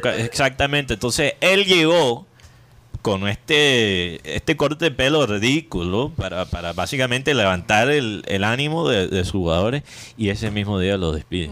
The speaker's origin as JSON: {"language": "Spanish", "town": "Barranquilla", "region": "Atlántico", "country": "Colombia"}